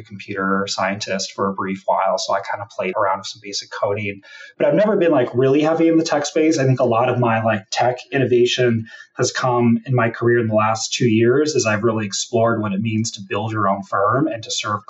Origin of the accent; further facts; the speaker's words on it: Washington, United States; also born or lived in Hawaii; I grew up in Washington State. I was born in Hawaii, hence the Hawaiian name. I grew up in Washington State